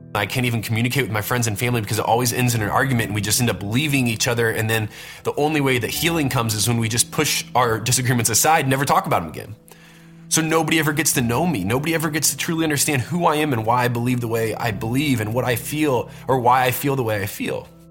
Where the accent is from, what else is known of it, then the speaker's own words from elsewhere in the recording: Warsaw, Indiana, United States; I grew up in Warsaw, Indiana, which is a little town kind